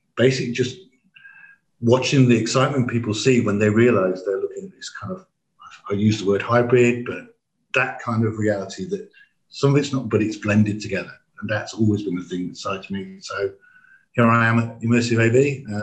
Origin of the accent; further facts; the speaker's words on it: England, United Kingdom; we didn't speak anything but English, being English